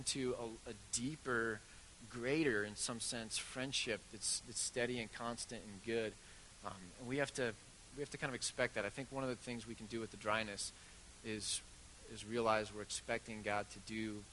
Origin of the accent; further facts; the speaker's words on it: Bend, Oregon, United States; it's my hometown